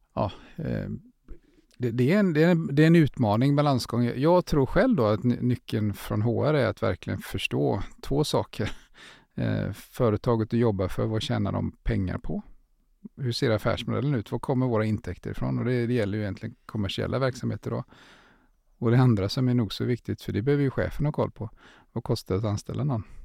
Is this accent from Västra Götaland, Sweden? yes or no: yes; Gothenburg, Västra Götaland, Sweden; vi är från Göteborg, eh, jag är det i alla fall